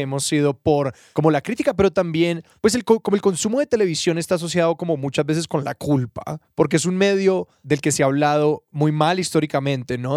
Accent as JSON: {"language": "Spanish", "town": "Cali", "region": "Valle del Cauca", "country": "Colombia", "tie": "born or raised there", "said": "yo nací en Cali"}